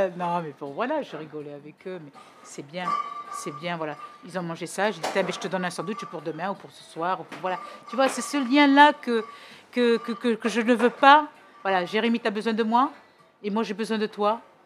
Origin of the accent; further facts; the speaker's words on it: Bordeaux, Nouvelle-Aquitaine, France; also born or lived in Portets; je suis né ici. Je suis né à Bordeaux.